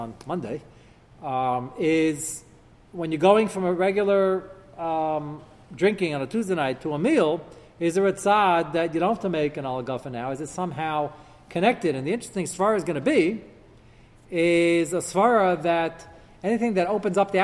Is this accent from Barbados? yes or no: no; United States; As an American